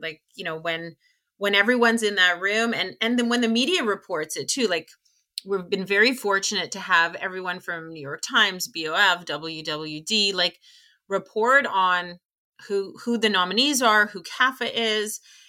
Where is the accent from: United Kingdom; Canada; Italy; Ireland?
Canada; And again, we're Canadian, but we live in a global society.